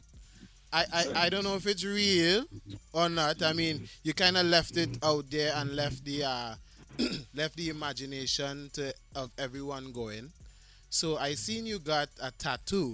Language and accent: English; Trinidad & Tobago; I'm from Trinidad. That's my roots.